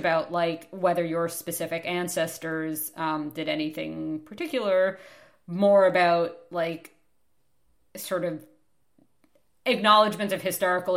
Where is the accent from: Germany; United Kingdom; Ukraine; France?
Germany; now in Canada; I'm from Germany